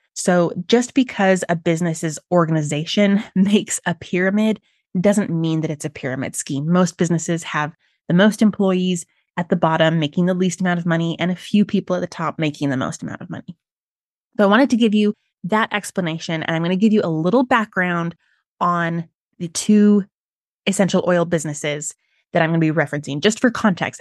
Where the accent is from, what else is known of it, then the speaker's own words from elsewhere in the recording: Utah, United States; I'm from Utah, which is the birthplace of several multi-level marketing companies